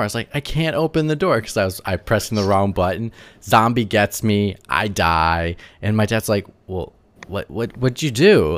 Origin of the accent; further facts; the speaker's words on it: Wisconsin, United States; I'm from the Midwest, so I'm from, like, Wisconsin